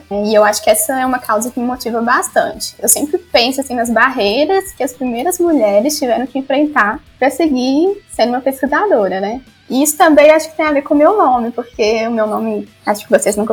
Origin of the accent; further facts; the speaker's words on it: Minas Gerais, Brazil; accent: mineiro; Então, não sabia que eu tinha um sotaque tão mineiro assim, tão forte.